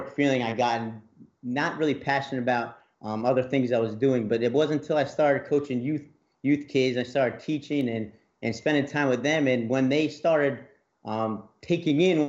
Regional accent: New Jersey, United States; moved away as an adult; now in Mississippi, United States; I'm from New Jersey, so moving down here in Mississippi was a big leap, leaving home

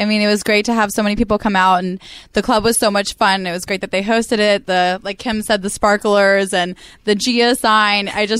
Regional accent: Virginia, United States; moved away

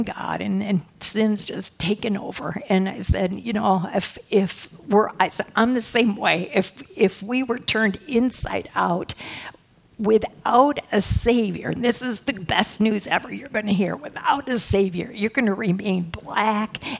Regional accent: Midwest, United States; I come from a good family, yep, I'm from the Midwest

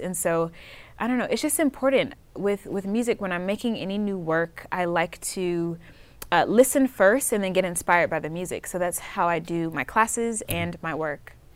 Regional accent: Atlanta, Georgia, United States; I am from Atlanta, Georgia.

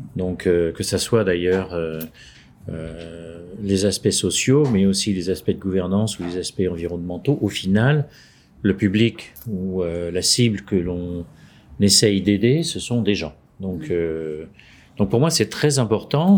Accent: France; now in Munich, Germany; je suis français, j'habite à Munich

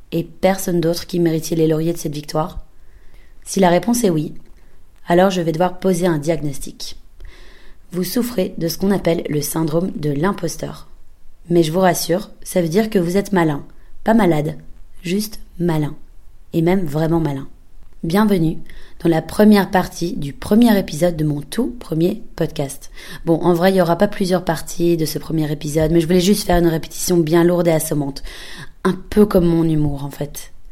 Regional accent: Belgium; now in Berlin, Germany; J'ai 26 ans, je suis belge et j'habite à Berlin.

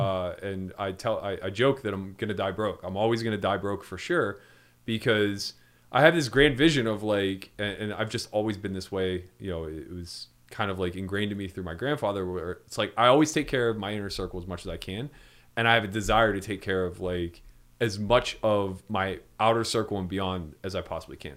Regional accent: East Coast, United States; I come from the East Coast

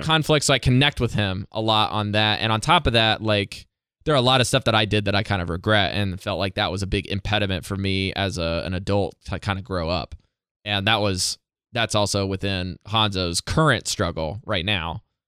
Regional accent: Indiana, United States; moved away as an adult; now in Yamaguchi, Japan; my home state

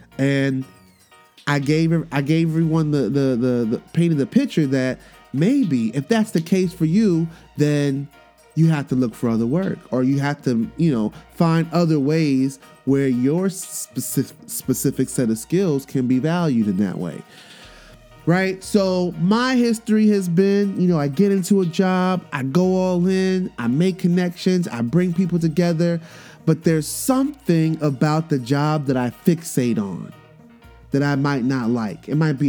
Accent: New York, United States; also born or lived in Miami, United States; growing up as a military brat and spending my, you know, growing up in New York in the hood and then spending my summers in Miami and then having this international background that I have, this Caribbean background, cultural background

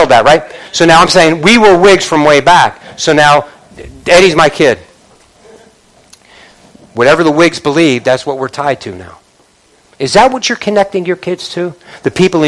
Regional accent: Northeast, United States; I'm from the Northeast

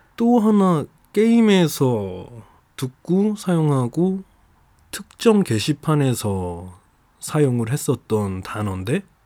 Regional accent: Jeju, South Korea; 고향이 제주도인 게 밝혀지는 것과

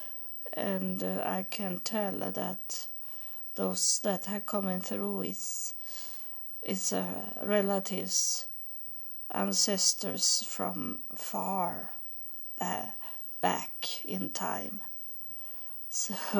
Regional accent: Sweden; English is a second language; I am from Sweden, and my ancestors from Norway

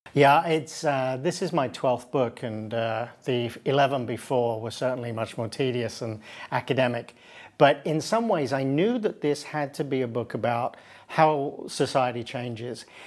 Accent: United Kingdom; now in United States; where I live and where I'm from, I'm from Britain, I live in the United States.

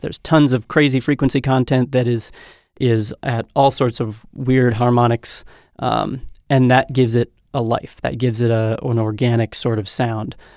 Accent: North Dakota, United States; also born or lived in Montana; I hail from the Mondac region.

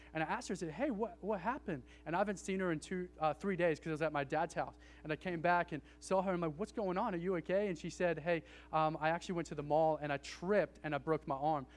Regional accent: Australia; I'm from Australia

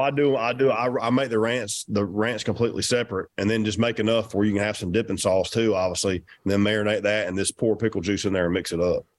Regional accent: Georgia, United States; I'm from Georgia.

